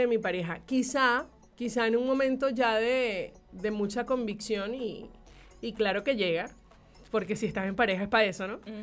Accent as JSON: {"language": "Spanish", "town": "Maracaibo", "region": "Zulia", "country": "Venezuela", "said": "era en la selección preinfantil del estado Zulia. Okay, soy maracucha."}